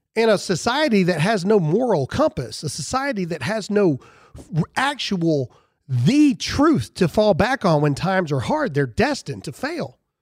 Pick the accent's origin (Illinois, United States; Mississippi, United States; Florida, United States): Mississippi, United States; I'm from Mississippi